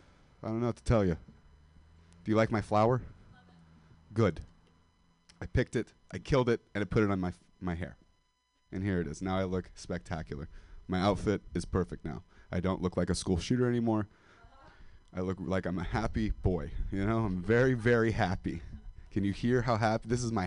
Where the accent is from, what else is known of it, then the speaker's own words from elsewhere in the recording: Modesto, California, United States; now in San Francisco, United States; because I'm 25 and I'm a dropout from Modesto, California.